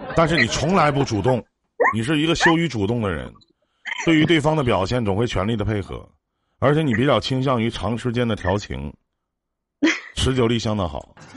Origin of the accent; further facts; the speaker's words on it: Northeast China, China; 我们东北这边